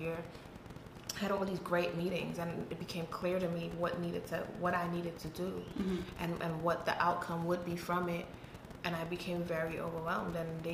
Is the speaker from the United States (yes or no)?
no; Trinidad & Tobago; moved away; I grew up in Trinidad